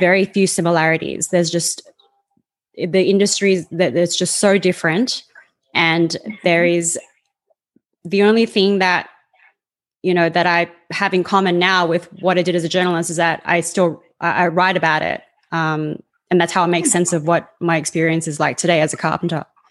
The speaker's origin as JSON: {"language": "English", "country": "Australia", "tie": "born or raised there", "also_born_or_lived": "Sydney", "accent": "Australian", "moved": "as an adult", "lives_now": "Canada", "said": "I was born and raised in Australia"}